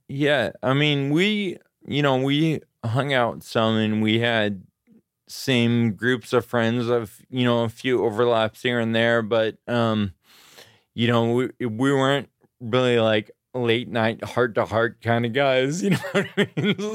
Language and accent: English; Grass Valley, California, United States; also born or lived in Auburn, California / Sacramento, California; I was born in Auburn, California, and I grew up in the foothills in California, Grass Valley